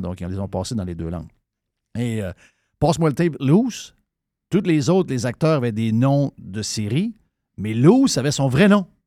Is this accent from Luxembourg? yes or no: no; Saguenay, Quebec, Canada; moved away; j'arrive du Saguenay. J'ai été élevé au Saguenay.